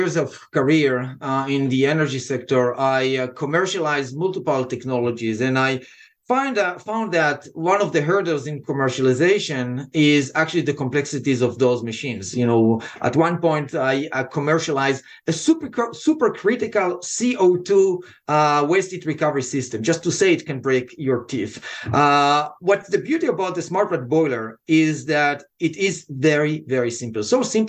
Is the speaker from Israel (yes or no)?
yes; Israel; accent: Israeli; English is a second language; now in United States; Originally and by accent, what you hear is Israeli accent that was softened after 25 years here.